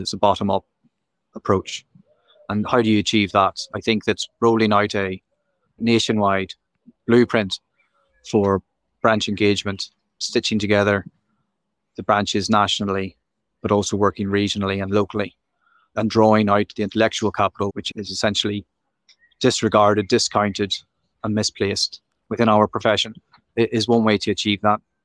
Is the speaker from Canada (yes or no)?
no; Belfast, Northern Ireland, United Kingdom; moved away; also born or lived in Nottinghamshire; I'm originally from Belfast, and I studied over here